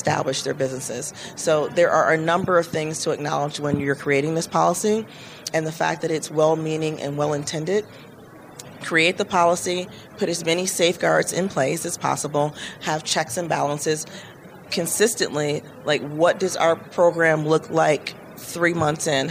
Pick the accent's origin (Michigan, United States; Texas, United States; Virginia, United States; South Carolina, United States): Michigan, United States; my home state of Michigan